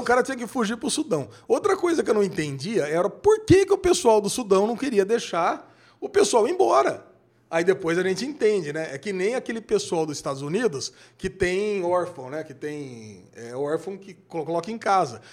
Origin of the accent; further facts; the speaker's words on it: Brazil; nós, que somos brasileiros